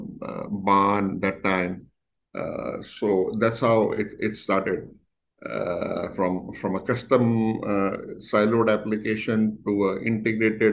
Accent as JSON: {"language": "English", "region": "Delhi", "country": "India", "tie": "born or raised there", "also_born_or_lived": "Mumbai", "moved": "as an adult", "said": "I'm born and brought up in Delhi only"}